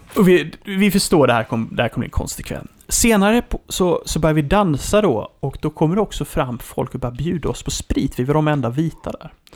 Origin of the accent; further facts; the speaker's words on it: Sweden; man kommer ju dit ur ett perspektiv som svensk